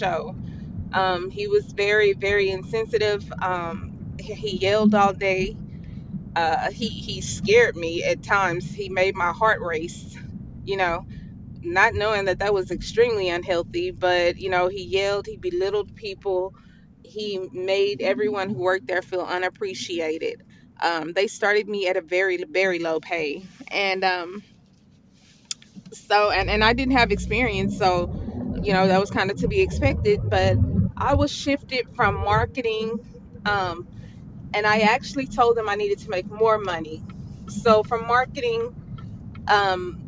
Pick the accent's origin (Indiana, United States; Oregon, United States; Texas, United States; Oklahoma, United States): Texas, United States; Houston; I am from Houston, Texas, from a small part of Houston called Acres Home